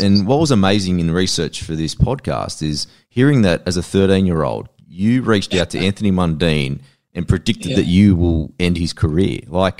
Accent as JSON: {"language": "English", "town": "Sydney", "region": "New South Wales", "country": "Australia", "tie": "born or raised there", "said": "I grew up in a town called Blacktown in Sydney, and it's a very populated Maltese and also Filipino."}